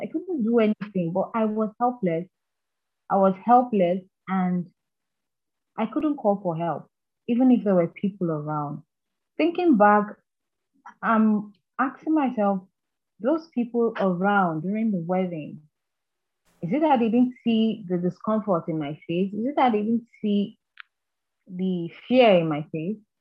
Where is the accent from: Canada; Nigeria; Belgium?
Nigeria; Kaduna State; also born or lived in Anambra State; I was not raised in Anambra State. I was raised in Kaduna State.